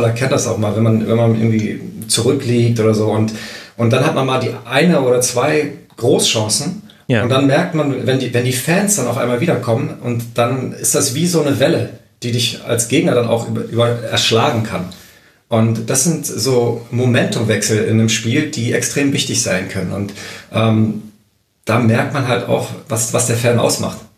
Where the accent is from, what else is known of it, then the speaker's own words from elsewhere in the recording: Berlin, Germany; moved away; also born or lived in Aachen; da ich ja gebürtiger Berliner bin